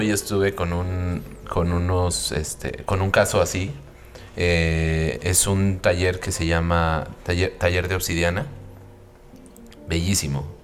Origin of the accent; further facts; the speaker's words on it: Mexico; Y de la familia y luego a nosotros mismos como mexicanos, ¿no?